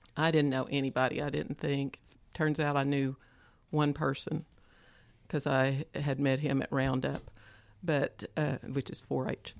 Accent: Stilwell, Oklahoma, United States; I grew up around Stillwell, Oklahoma

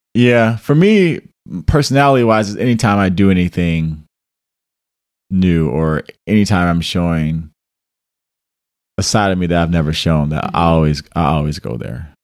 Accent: Detroit, Michigan, United States; I'm from Detroit

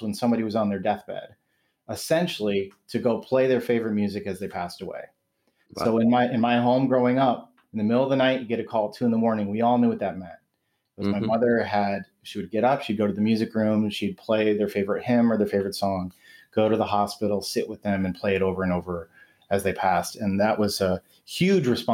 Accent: Waterloo, Iowa, United States; now in Michigan, United States; I grew up in Waterloo, Iowa

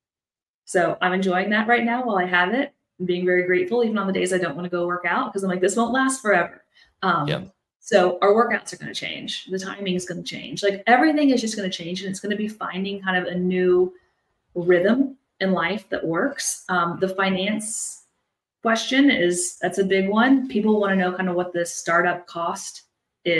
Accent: Midwest, United States; now in Houston, United States; we're both from the Midwest. So we both grew up with snow

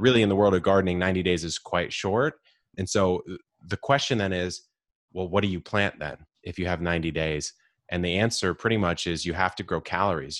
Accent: San Diego, California, United States; I grew up in Southern California, s, here in San Diego

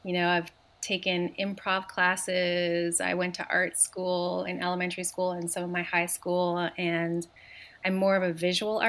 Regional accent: Montreal, Quebec, Canada; I grew up in Montreal

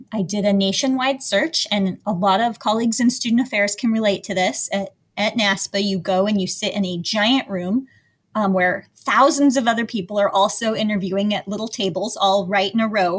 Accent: Evergreen, Colorado, United States; I grew up in a place called Evergreen, Colorado. It's in the mountains outside of Denver

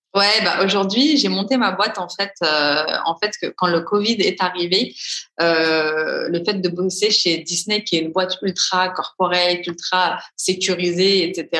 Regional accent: Paris, Île-de-France, France; moved away as an adult; now in Dubai, United Arab Emirates; je suis de Paris

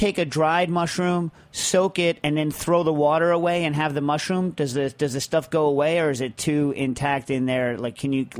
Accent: Pennsylvania, United States; I am from Southwest Pennsylvania, and as you probably know, Scrapple is big in these parts.

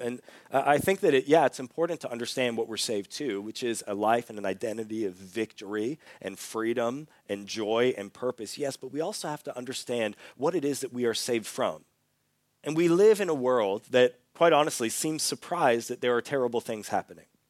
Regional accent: Canada; moved away as an adult; also born or lived in Australia; I'm from Canada, but when I was eighteen years old, I moved to Australia

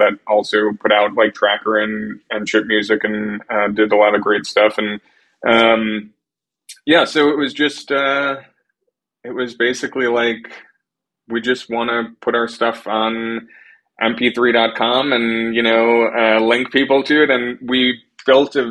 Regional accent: Long Island, New York, United States; I grew up on Long Island, about an hour outside of the city

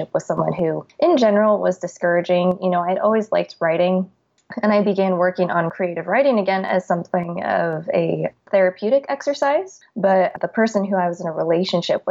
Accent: Scottsdale, Arizona, United States; now in Los Angeles, United States; I'm originally from Scottsdale, Arizona, and now I live in Los Angeles

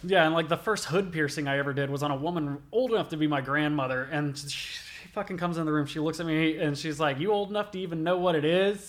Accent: Albany, Georgia, United States; also born or lived in Sylvester, Georgia; I grew up in Albany, Georgia

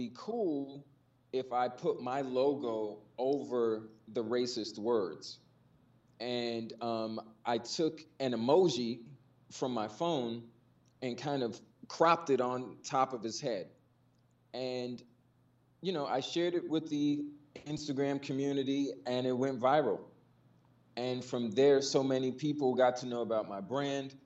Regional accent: New York, United States; me growing up in New York

